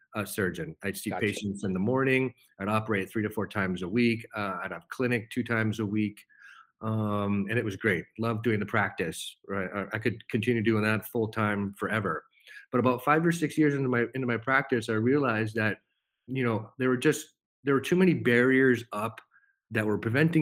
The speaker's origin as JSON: {"language": "English", "town": "Holden", "region": "Massachusetts", "country": "United States", "tie": "born or raised there", "said": "I grew up in a small town in Massachusetts, Holden, Massachusetts. Born and raised, lived there pretty much my whole life"}